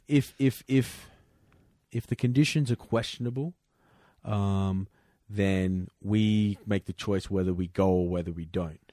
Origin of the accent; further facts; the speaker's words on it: Perth, Western Australia, Australia; moved away; I come from Perth. It's the third windiest city in the world.